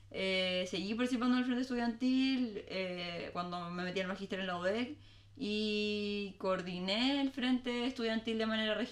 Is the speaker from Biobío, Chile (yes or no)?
yes; Talcahuano, Biobío, Chile; also born or lived in Viña del Mar / Valparaíso; Estuve dos años, de hecho, dos años y medio en Valpo y me vine a Talcahuano muy bebé.